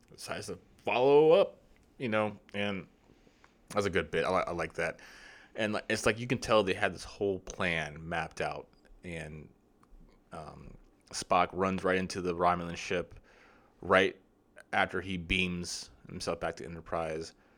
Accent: United States; I'm not an English, I'm American.

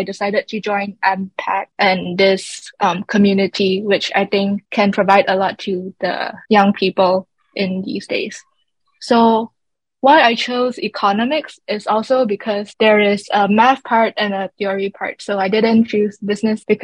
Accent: Miri, Sarawak, Malaysia; also born or lived in Kuching; I was born in Kuching and raised in Miri

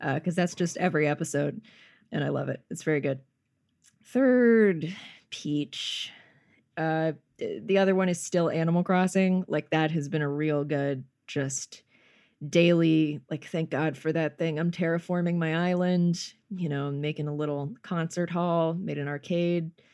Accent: North Carolina, United States; also born or lived in Georgia; now in Los Angeles, United States; I'm from North, North Carolina and lived in Georgia for a bit

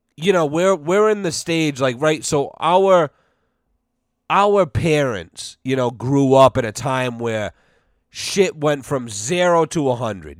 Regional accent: United States; as an American

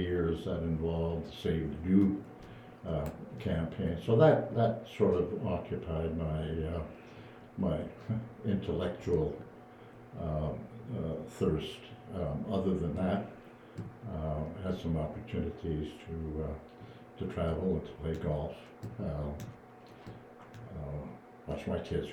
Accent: Sudbury, Ontario, Canada; moved away as an adult; also born or lived in Windsor, Ontario; now in Kingston, Canada; I was born and raised in Sudbury, Ontario

